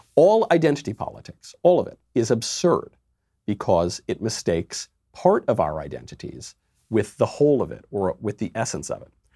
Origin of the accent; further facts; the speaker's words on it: New York, United States; I'm a New Yorker. I was born in New York